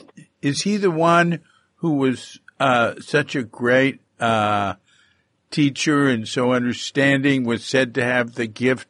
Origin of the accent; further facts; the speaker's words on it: Texas, United States; moved away; I come from Texas, and I didn't, in my home, I didn't experience a lot of prejudice at all.